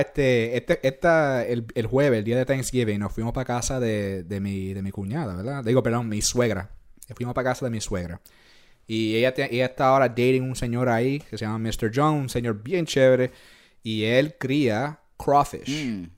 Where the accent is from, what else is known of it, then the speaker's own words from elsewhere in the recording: Puerto Rico; also born or lived in New York; now in Louisiana, United States; yo me crié en Puerto Rico